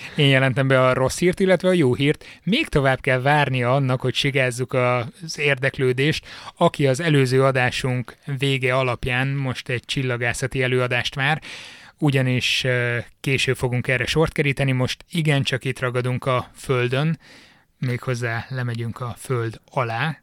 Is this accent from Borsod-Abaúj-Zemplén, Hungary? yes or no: yes; Miskolc, Borsod-Abaúj-Zemplén, Hungary; Miskolcról származom, és édesapám bányakapitány helyettes volt nagyon sokáig